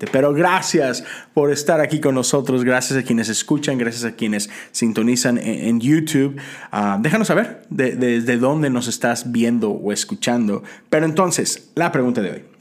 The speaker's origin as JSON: {"language": "Spanish", "country": "Mexico", "tie": "born or raised there", "moved": "as an adult", "said": "yo crecí toda mi vida en México, ¿no? Tengo 10 años acá."}